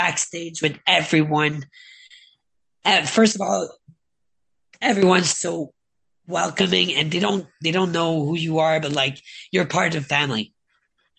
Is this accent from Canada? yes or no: yes; Canada; I'm Canadian